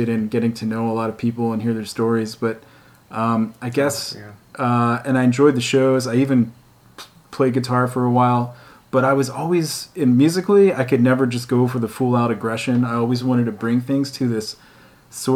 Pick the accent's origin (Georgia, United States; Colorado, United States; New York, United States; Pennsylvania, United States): Pennsylvania, United States; rural; also born or lived in Norristown, Pennsylvania; now in Philadelphia, United States; I grew up in rural Pennsylvania